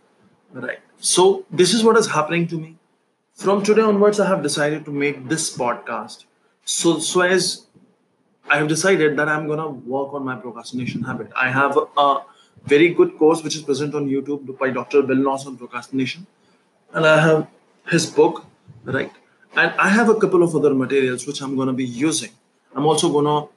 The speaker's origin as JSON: {"language": "English", "town": "New Delhi", "region": "Delhi", "country": "India", "said": "I'm from New Delhi."}